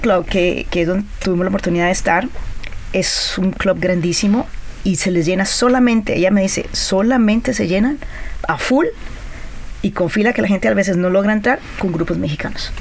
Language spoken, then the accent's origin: Spanish; Colombia; yo soy colombiana, he estado en Colombia, he trabajado en Argentina, en Brasil, en Venezuela